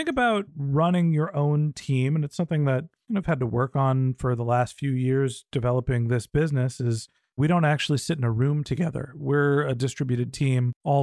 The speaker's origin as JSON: {"language": "English", "area": "Silicon Valley", "region": "California", "country": "United States", "tie": "born or raised there", "said": "when I grew up here in Silicon Valley"}